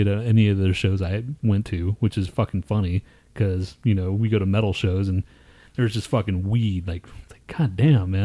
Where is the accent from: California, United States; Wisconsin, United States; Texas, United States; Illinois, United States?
Texas, United States; moved away; I'm fucking from Texas